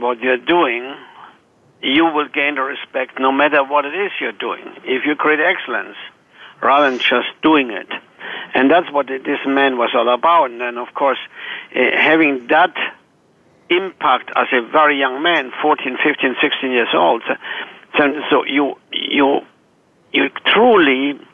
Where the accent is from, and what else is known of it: Germany; born or raised there; moved away as an adult; also born or lived in Chicago / Atlanta